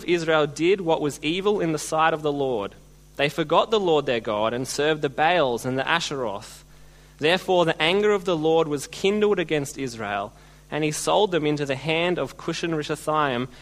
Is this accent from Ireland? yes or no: no; Australia; being Australian